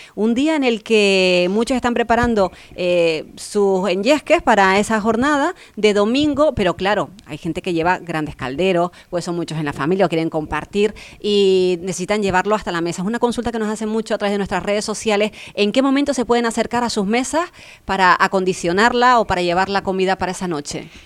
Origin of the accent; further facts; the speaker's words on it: Fuerteventura, Canary Islands, Spain; los que somos aquí majoreros nacidos en la isla